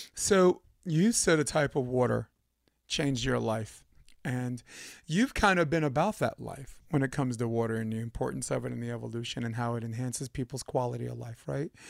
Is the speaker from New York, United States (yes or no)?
yes; New York City, New York, United States; moved away as an adult; now in California, United States; I'm from Brooklyn